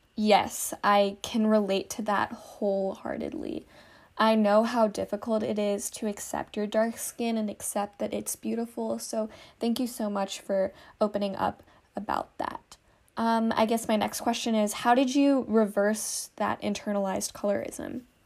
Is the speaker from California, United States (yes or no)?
yes; California, United States; I am your Classe California girl.